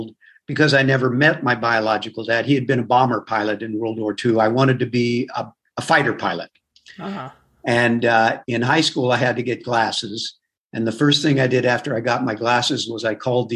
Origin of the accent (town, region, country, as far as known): Southern California, United States; born or raised there; also born or lived in Manchester, New Hampshire / New York